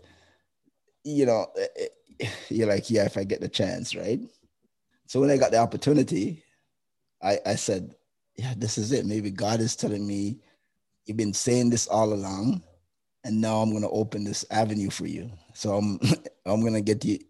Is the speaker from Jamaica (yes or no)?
yes; Jamaica; now in Canada; being Jamaican